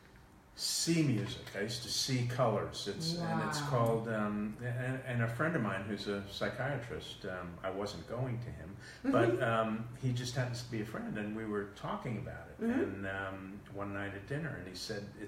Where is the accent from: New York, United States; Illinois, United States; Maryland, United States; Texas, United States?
New York, United States; New York City; Queens, New York. I was born in Queens